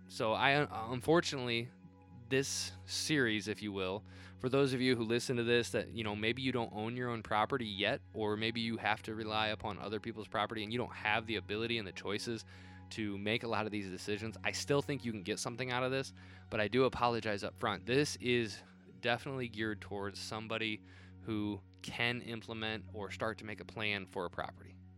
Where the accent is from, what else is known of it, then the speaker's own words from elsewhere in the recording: Northern Indiana, United States; also born or lived in South Bend, Indiana; being a Northern Indiana native, living in South Bend for a time.